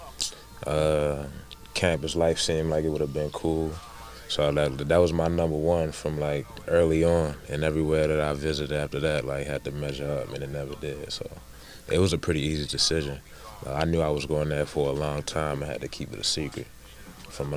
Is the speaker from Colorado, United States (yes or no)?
no; Baltimore, Maryland, United States; moved away as an adult; also born or lived in Alabama; I'm originally from Baltimore, Maryland. That's my hometown.